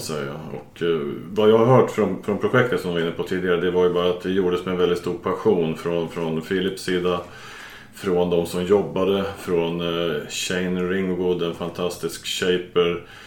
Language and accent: Swedish; Åland Islands; som ålänning